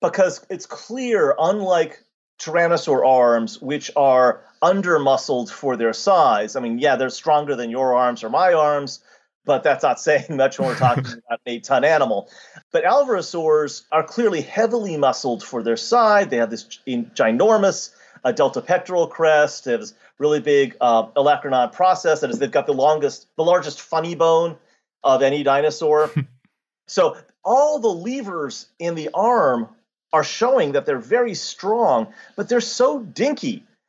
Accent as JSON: {"language": "English", "country": "United States", "said": "being an American"}